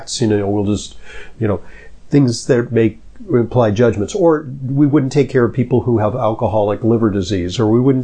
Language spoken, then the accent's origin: English; Los Angeles, California, United States; I grew up in Los Angeles, which gets very hot